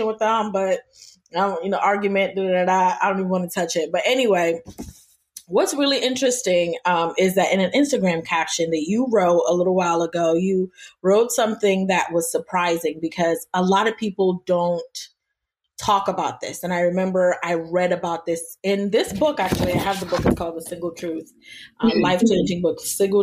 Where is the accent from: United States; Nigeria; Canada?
Nigeria; I'm Nigerian as well